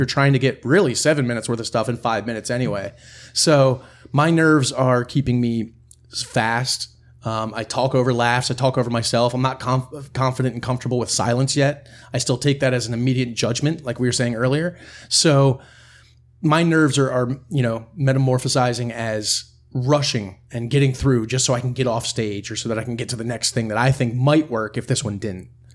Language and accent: English; near Harrisburg, central Pennsylvania, United States; I'm from Pennsylvania, uh, central Pennsylvania, right near Harrisburg.